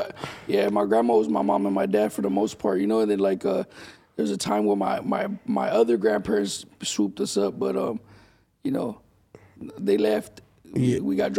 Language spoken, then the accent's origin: English; Indio, California, United States; also born or lived in Imperial Valley, California / Calipatria, California / Brawley, California; I'm from Indio, California, Coachella Valley.